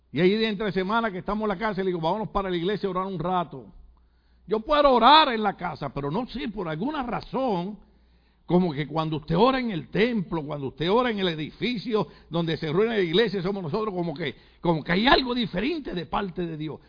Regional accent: Puerto Rico; cómo somos los boricuas

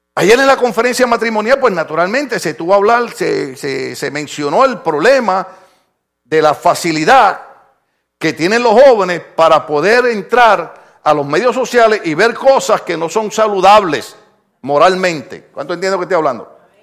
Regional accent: Puerto Rico; moved away; Mire, mire, en mi país, en mi país, esto, esto es bien problemático

